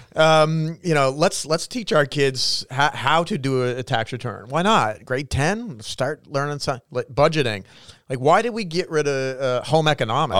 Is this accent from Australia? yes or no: no; Canada; each one of us as Canadian citizens